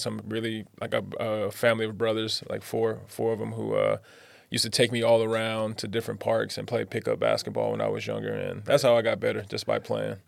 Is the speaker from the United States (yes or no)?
yes; Pomona, California, United States; moved away as an adult; now in Taiwan; it was rough growing up in Pomona